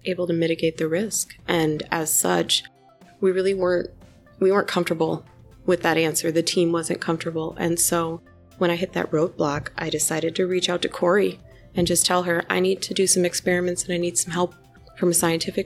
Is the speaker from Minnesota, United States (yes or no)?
yes; the Twin Cities, Minnesota, United States; moved away as an adult; now in Iowa, United States; born and raised in Minnesota, the Twin Cities